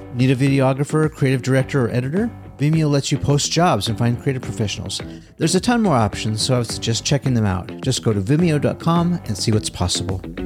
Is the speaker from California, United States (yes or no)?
yes; Southern California, United States; a little Grom growing up in Southern California